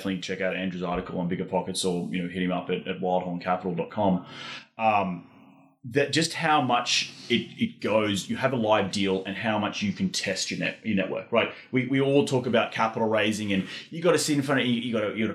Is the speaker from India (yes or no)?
no; Australia; now in Austin, United States; I'm from Australia